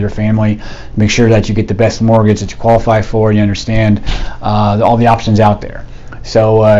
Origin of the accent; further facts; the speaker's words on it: Port St. Lucie, Florida, United States; also born or lived in Pennsylvania / Korea / Fort Bragg; I grew up here in Port St. Lucie.